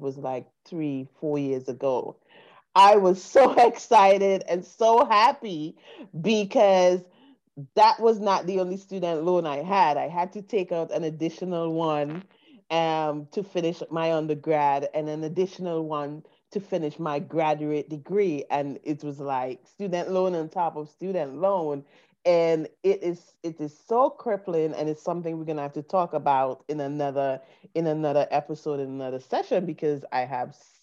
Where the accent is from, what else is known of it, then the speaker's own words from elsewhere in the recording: St. Vincent & Grenadines; moved away as an adult; now in United States; coming from the Caribbean, coming from St. Vincent and Grenadines, I came to the U.S. on a student visa to study